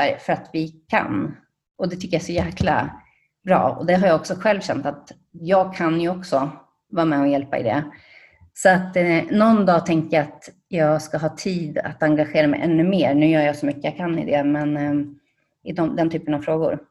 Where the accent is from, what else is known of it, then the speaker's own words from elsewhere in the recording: Sandviken, Gävleborg County, Sweden; now in Spain; jag kommer från Sandviken